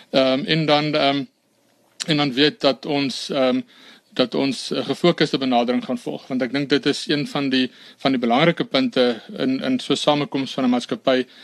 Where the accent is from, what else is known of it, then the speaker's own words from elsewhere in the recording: Brits, North West, South Africa; ek is gebore in Brits en daar ook gematrikuleer.